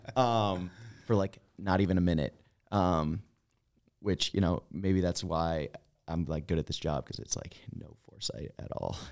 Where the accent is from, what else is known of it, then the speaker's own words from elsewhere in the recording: East Coast, United States; I'm from the East Coast